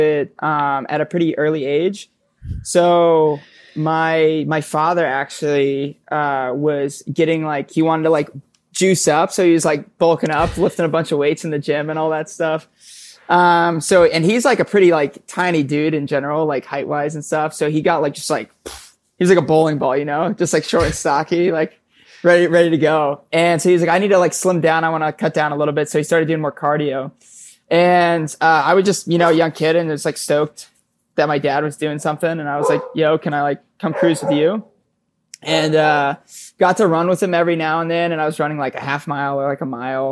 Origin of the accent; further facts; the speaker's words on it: Palm Bay, Florida, United States; now in Bronx, New York, United States; I grew up in Brevard County in Palm Bay, Florida